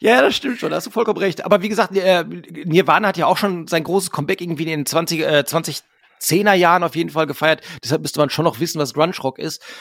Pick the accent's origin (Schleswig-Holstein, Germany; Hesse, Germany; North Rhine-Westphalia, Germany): North Rhine-Westphalia, Germany; Hamm; wir kommen halt alle aus Hamm, wir haben uns in Hamm gegründet